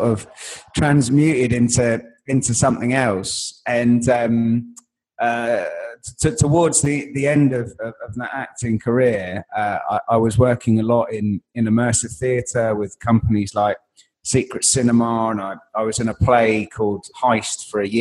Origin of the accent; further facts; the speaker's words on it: London, United Kingdom; I grew up in Wood Green in North London